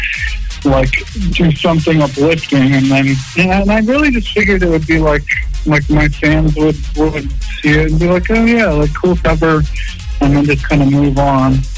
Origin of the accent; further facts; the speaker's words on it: Salt Lake City, Utah, United States; I'm from Salt Lake City, which is like, there's just a ton of Mormons like in Utah